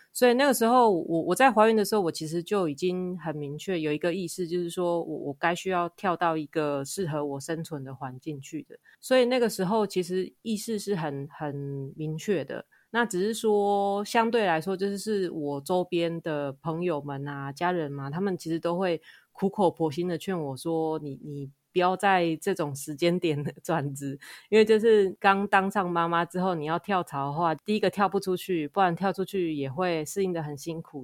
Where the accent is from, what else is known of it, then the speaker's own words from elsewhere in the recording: Kaohsiung, Taiwan; moved away as an adult; now in Tokyo, Japan; 我是高雄人，然后我是刚好在十年前的这个月，就是二零一零年的九月来到日本的